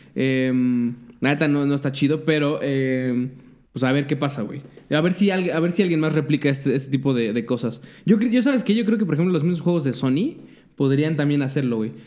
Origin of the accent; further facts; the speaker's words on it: Mexico; somos los pinches mexicanos